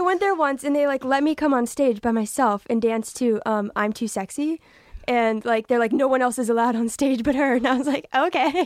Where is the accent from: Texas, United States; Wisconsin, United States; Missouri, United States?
Texas, United States; I'm from Texas